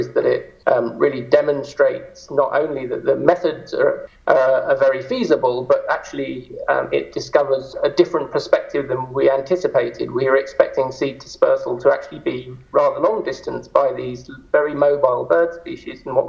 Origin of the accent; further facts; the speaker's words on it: United Kingdom; moved away as an adult; also born or lived in Edinburgh / Aberdeen; now in Zurich, Switzerland; I'm a Brit in origin.